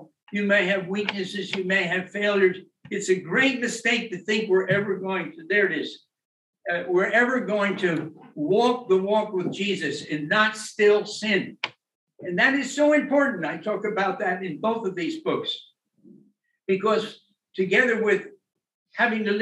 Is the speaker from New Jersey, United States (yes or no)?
yes; New Jersey, United States; moved away; also born or lived in England; I'm from New Jersey